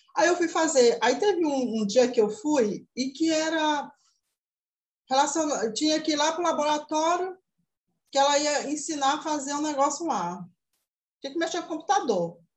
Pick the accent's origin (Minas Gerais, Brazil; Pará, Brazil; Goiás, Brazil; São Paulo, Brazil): Pará, Brazil; Tomé-Açu; Sou da cidade de Tomeaçu, interior do Pará, próximo aproximadamente 200 quilômetros de Belém, capital.